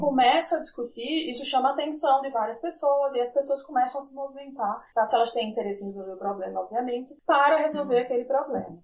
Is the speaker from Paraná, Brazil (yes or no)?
no; Sergipe, Brazil; Eu digo que eu sou sergipana